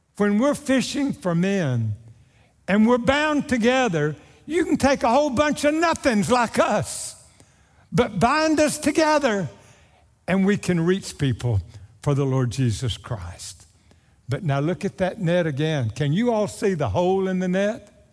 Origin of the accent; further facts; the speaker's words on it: Naples, Texas, United States; my hometown of Naples, Texas